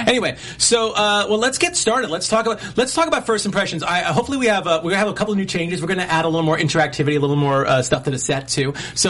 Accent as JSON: {"language": "English", "region": "New York", "country": "United States", "said": "I'm from New York"}